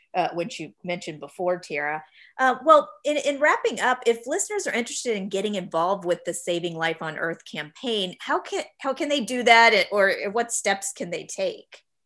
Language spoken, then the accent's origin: English; Florida, United States; I'm from Florida, and even though there's the Everglades, I never really remember seeing anything across what we call alligator alley